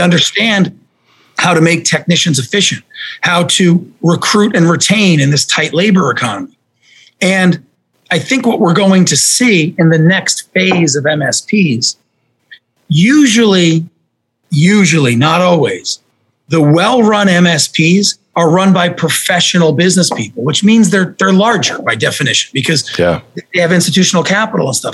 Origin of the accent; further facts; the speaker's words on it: New Jersey, United States; I grew up in New Jersey